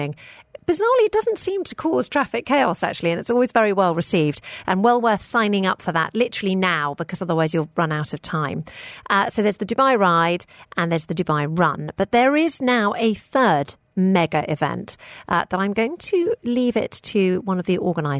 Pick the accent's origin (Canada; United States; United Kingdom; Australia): United Kingdom; now in United Arab Emirates; I grew up in the United Kingdom, and so I've got quite sort of Western cultural influences.